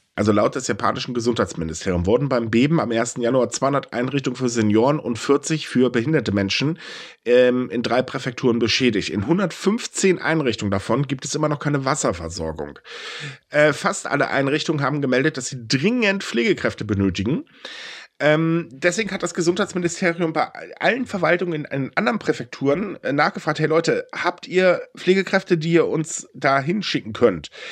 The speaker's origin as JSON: {"language": "German", "country": "Germany", "said": "bei uns in Deutschland"}